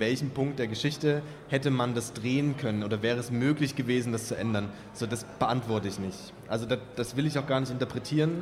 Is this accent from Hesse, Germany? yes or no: no; Kamenz, Saxony, Germany; moved away as an adult; also born or lived in Räckelwitz / Kassel / Görlitz; aufgewachsen bin ich ja in Kamenz